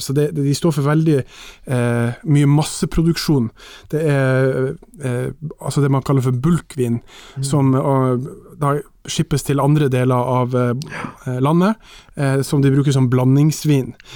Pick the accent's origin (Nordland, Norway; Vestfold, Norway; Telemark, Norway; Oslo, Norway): Nordland, Norway; Mo i Rana; i Mo i Rana, i min hjemby